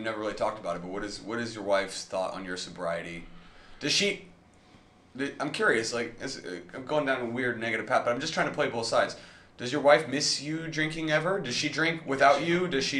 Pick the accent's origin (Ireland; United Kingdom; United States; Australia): United Kingdom; As the British person here, what was that called?